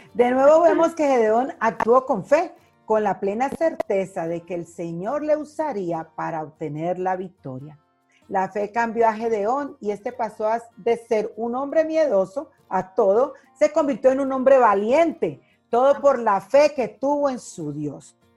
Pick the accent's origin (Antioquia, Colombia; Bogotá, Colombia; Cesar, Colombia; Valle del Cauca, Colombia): Valle del Cauca, Colombia; Cali; moved away as an adult; now in Mexico; En mi tierra Cali temblaba mucho desde chiquita fuerte